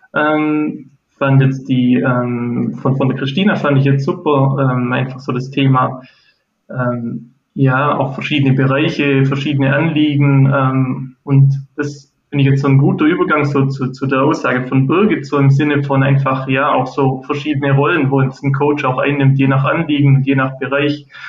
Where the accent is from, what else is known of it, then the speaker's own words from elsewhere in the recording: near Ulm, Baden-Württemberg, Germany; bin auch aus Baden-Württemberg in der Nähe von ähm, Ulm